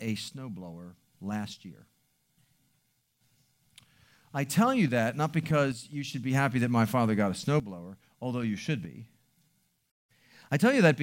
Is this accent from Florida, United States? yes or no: no; Baltimore, Maryland, United States; I grew up in Baltimore City